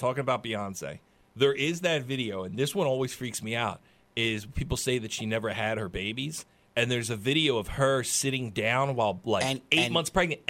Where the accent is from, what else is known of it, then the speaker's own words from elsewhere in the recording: New Jersey, United States; I grew up in a real hard hitting part of South Jersey.